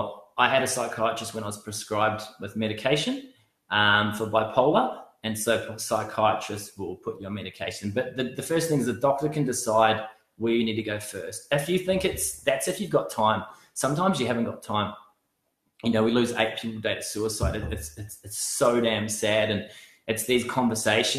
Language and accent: English; New Zealand; now in Australia; I grew up playing rugby in New Zealand